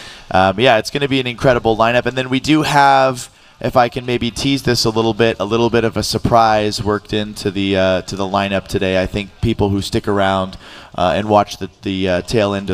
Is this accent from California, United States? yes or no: yes; Huntington Beach, California, United States; I grew up here in Huntington Beach